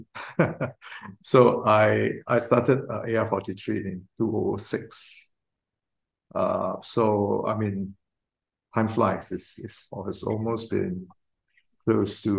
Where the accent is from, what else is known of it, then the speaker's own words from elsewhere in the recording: George Town, Penang, Malaysia; moved away as an adult; also born or lived in Kuala Lumpur, Malaysia / Johor, Malaysia; now in Singapore; I'm actually used to be a Malaysian. I was born in Georgetown, Penang